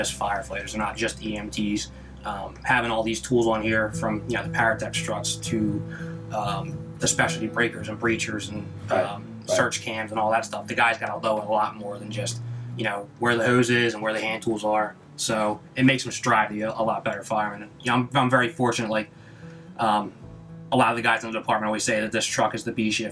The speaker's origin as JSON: {"language": "English", "town": "Wildwood", "region": "New Jersey", "country": "United States", "tie": "born or raised there", "said": "born and raised in Wildwood"}